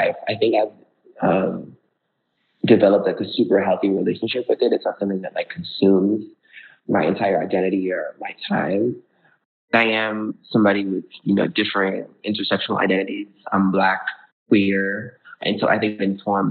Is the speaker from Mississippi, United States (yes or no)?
no; Florida, United States; also born or lived in Brooklyn, New York / Georgia; growing up in Florida, I went to an art school all throughout middle high school where I danced